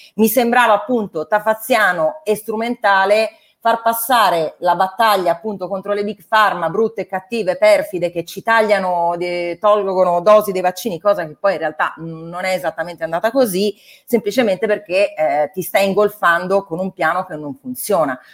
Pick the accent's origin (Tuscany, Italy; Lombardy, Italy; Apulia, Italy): Tuscany, Italy; Io vengo dalla Toscana